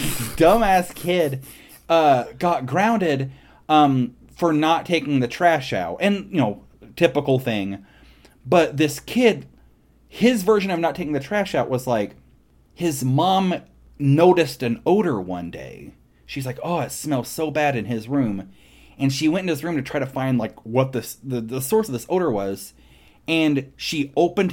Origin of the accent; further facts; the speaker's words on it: Midwest, United States; growing up in the Midwest with a bunch of dumb kids